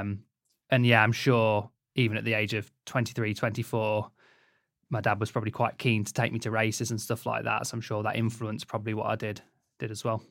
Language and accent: English; Leicester, East Midlands, United Kingdom; I grew up in Leicester